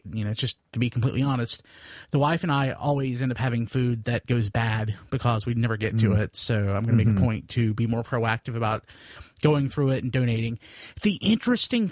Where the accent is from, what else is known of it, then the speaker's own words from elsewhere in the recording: Wilkesboro, North Carolina, United States; Zach Galifianakis from my hometown